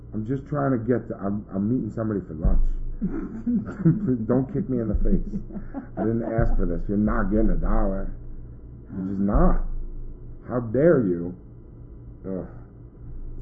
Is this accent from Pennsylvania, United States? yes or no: no; New Jersey, United States; moved away as an adult; now in New York, United States; I grew up in South Jersey